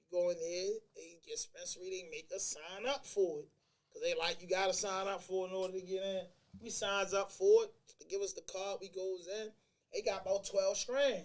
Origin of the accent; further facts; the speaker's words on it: Baltimore, Maryland, United States; also born or lived in New York / Albany; I'm from Baltimore, and that's what 70% of the culture like out here. We haze people.